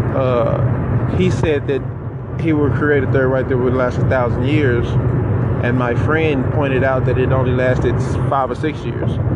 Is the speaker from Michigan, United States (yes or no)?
no; Little Rock, Arkansas, United States; I am from Little Rock, Arkansas, born and raised